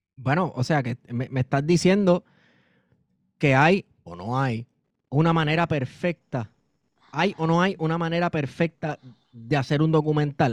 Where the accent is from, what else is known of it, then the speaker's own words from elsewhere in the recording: Puerto Rico; nosotros como puertorriqueños y puertorriqueñas